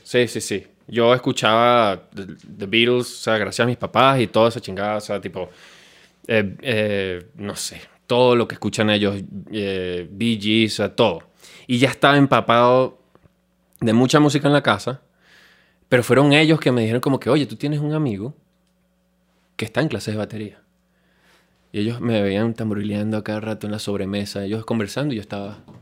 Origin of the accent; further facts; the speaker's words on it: Caracas, Capital District, Venezuela; moved away as an adult; now in Mexico; nosotros nos desarrollamos fue en nuestro país, en Caracas, Venezuela, nosotros somos todos de Caracas, Venezuela, de la capital